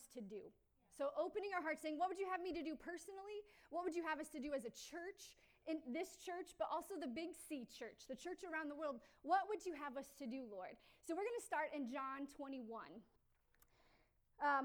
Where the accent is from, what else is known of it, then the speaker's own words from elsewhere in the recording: Newcastle, United States; moved away as an adult; I grew up in Newcastle